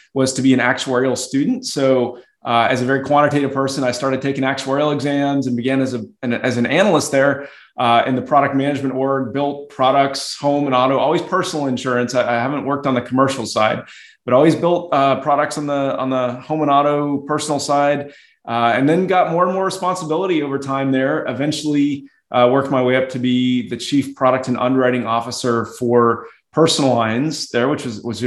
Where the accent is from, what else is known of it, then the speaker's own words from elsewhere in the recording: Atlanta, Georgia, United States; moved away as an adult; also born or lived in Boston, Massachusetts; I was born in Atlanta, Georgia. So originally from the South, but moved up to the Northeast early in my career for grad school